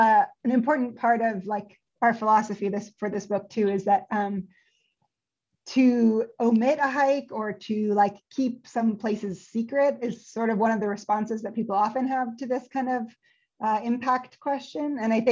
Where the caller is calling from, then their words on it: California, United States; I'm calling in from California on Ketanamuk and Kwaisu land.